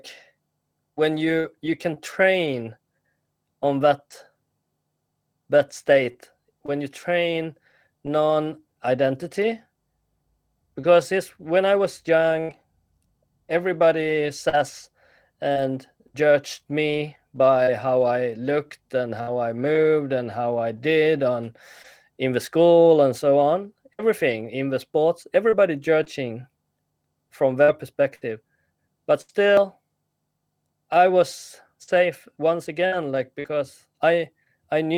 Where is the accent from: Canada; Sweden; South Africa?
Sweden; when I grew up here in Sweden